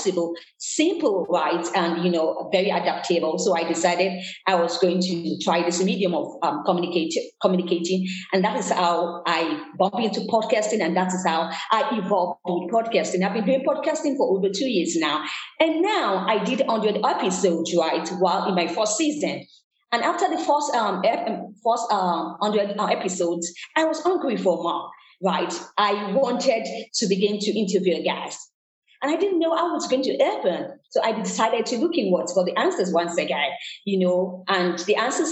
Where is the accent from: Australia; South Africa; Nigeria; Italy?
Nigeria; moved away as an adult; also born or lived in Canada / New York / Lagos; I was born in Nigeria, West Africa